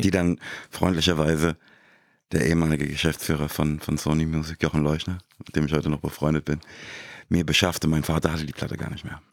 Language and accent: German; Frankfurt, Hesse, Germany; moved away; Ich komme direkt aus Rödelheim